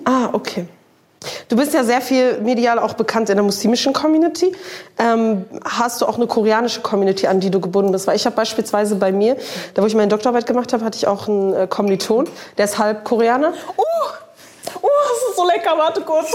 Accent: Germany; born or raised there

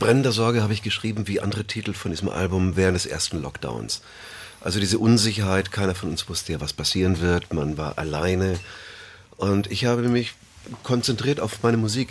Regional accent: Bamberg, Bavaria, Germany; ich bin in Bayern aufgewachsen, in Bamberg

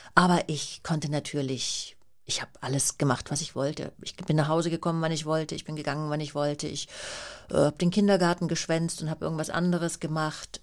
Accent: Vaihingen an der Enz, Baden-Württemberg, Germany; also born or lived in Schlehdorf, Upper Bavaria; Feingen an der Enz. Ähm, also da bin ich mit meiner Mutter sofort nach der Geburt äh, hingezogen

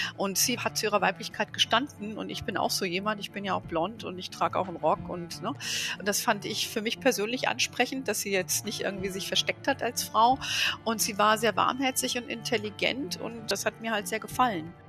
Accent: Germany; bei uns in Deutschland

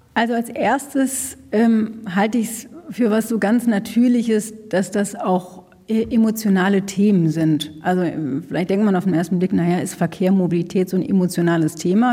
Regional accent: North Rhine-Westphalia, Germany; now in Berlin, Germany; Ich komme aus, außerdem aus Nordrhein-Westfalen, da ist äh, da aus einem kleinen Ort

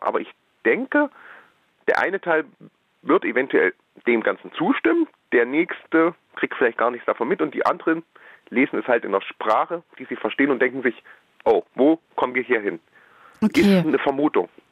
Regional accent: Erfurt, Thuringia, Germany; Ich, ich, bin in Erfurt geboren

